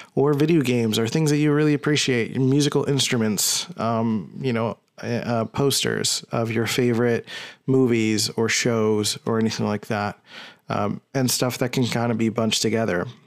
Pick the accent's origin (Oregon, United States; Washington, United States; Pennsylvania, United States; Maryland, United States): Pennsylvania, United States; Philadelphia; I'm from Philly